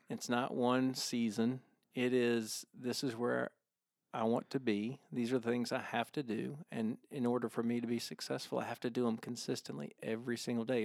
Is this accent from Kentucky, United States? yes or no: no; Augusta, Georgia, United States; growing up in Augusta, every guy that played on the high school golf team thought that they were gonna be the next Larry Mize.